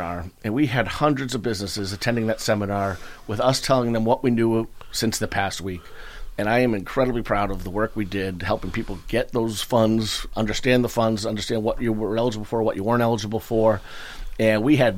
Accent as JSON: {"language": "English", "town": "Marshfield", "region": "Massachusetts", "country": "United States", "tie": "born or raised there", "also_born_or_lived": "Plymouth, Massachusetts", "said": "I grew up in Marshfield on Whiffletree, across from the country"}